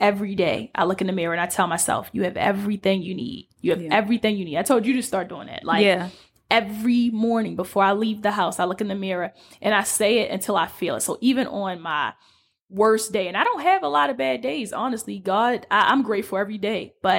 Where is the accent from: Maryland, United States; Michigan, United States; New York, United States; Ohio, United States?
Maryland, United States; Baltimore; moved away as an adult; now in Los Angeles, United States; we're two girls from the Alameda in Baltimore, Maryland, Northeast to be exact.